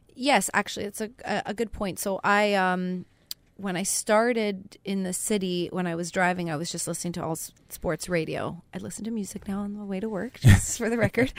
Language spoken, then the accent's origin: English; Canada; I'm Canadian